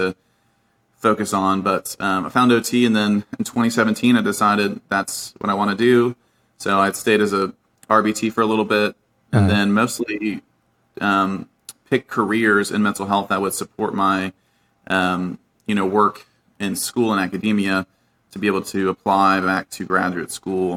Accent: Virginia, United States; I grew up in Virginia

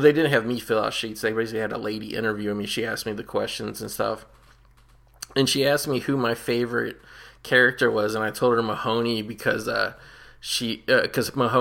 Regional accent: Cincinnati, Ohio, United States; I grew up in Cincinnati

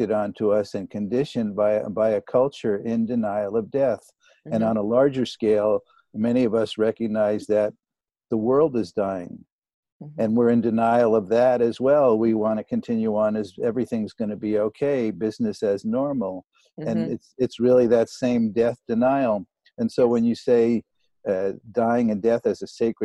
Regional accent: New York City, New York, United States; now in Maui, United States; I grew up in New York City.

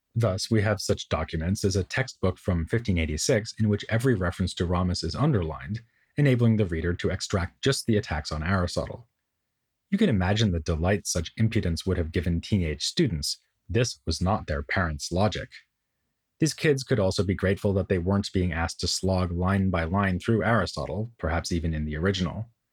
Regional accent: Boston, Massachusetts, United States; Harvard University in my hometown of Boston.

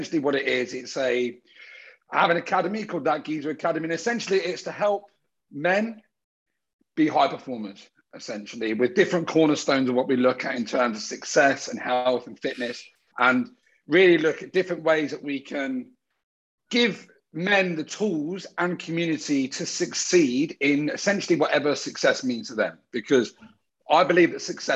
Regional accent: Brighton, South East England, United Kingdom; moved away as an adult; now in Sydney, Australia; I'm from Brighton in the UK, which is down south.

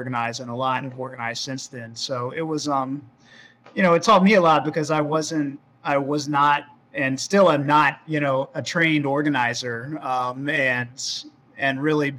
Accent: Florida, United States; I grew up in Florida

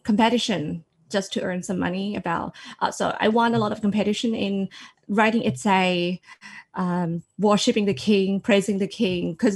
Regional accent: Sisaket, Thailand; English is a second language; moved away as an adult; now in Sydney, Australia; I originally from Sisagade, which is a small province in Thailand, neighbouring Cambodia. When I grew up, everybody in my hometown, everybody had to worship the king.

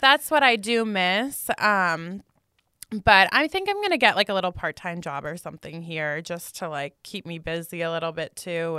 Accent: New Jersey, United States; moved away as an adult; now in Las Vegas, United States; I'm from New Jersey. My parents are like super corporate. That was my whole life growing up

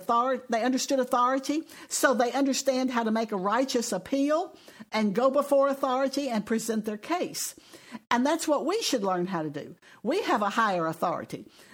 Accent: Texas, United States; we're from Texas

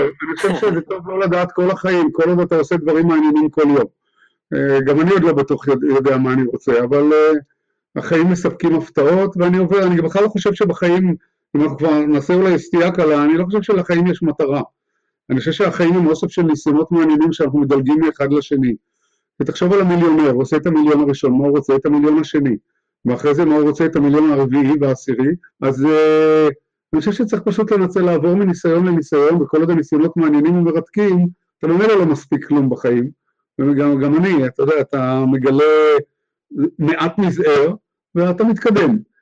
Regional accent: Haifa, Haifa District, Israel; also born or lived in Jerusalem; גדלתי בחיפה, הייתה אז עיר קטנה

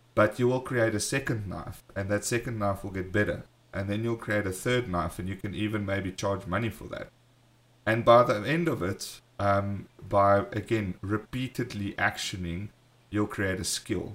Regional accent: South Africa; we are from South Africa

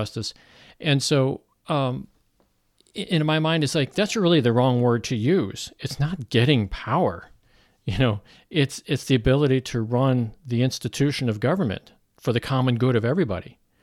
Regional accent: Missouri, United States; I'm from Missouri

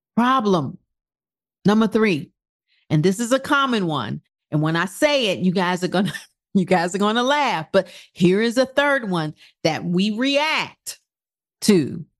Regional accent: United States; our principles in this country as American

